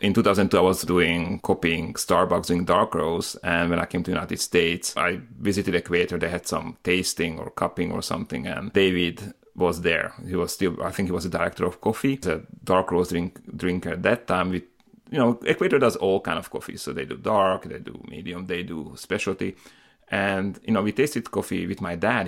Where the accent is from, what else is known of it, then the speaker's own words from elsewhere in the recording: Slovakia; moved away; I'm originally from Slovakia